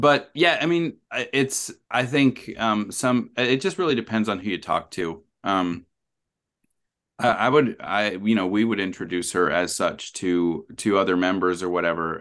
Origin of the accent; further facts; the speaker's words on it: Rexburg, Idaho, United States; moved away as an adult; now in New Zealand; I am from Rexburg, Idaho. I grew up there.